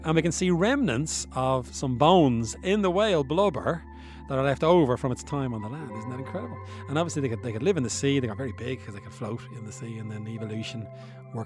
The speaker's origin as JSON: {"language": "English", "town": "Bray", "region": "Leinster", "country": "Ireland", "moved": "yes", "said": "I'm from Bray, County Wicklow, and I went back there a couple of weeks ago"}